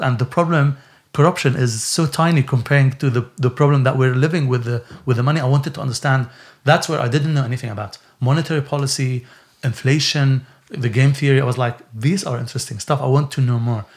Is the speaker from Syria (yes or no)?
yes; Syria; now in Bedford, United Kingdom; when I was growing up in Syria